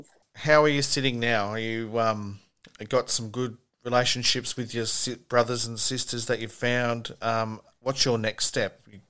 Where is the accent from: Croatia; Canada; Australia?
Australia; Sydney, New South Wales; I was born in Manly Hospital